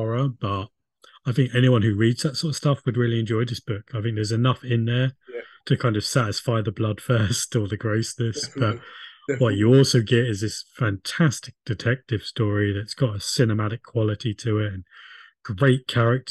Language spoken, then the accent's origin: English; Crookhorn, South East England, United Kingdom; We both went to Crookhorn School.